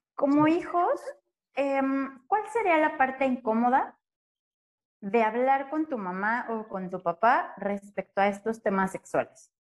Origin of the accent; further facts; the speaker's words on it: Mexico; nosotros como mexicanos